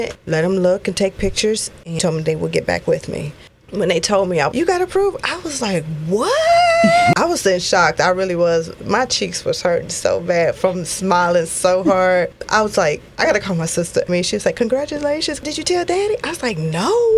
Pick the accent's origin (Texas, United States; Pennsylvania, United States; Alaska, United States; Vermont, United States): Texas, United States; College Station; I grew up in College Station